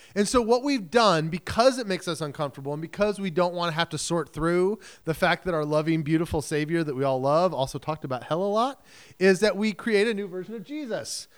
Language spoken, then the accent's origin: English; United States; as modern American Christians